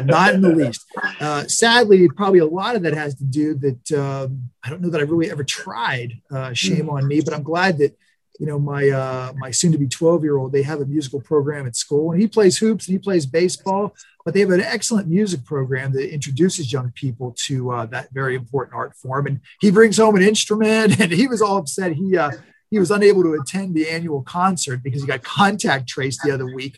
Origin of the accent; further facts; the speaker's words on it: New Castle, Pennsylvania, United States; also born or lived in Youngstown, Ohio; the vast majority of my, you know, formative years, my wonder years, so to speak, was spent in Newcastle, which is about 20 miles, you know, across the border east into Pennsylvania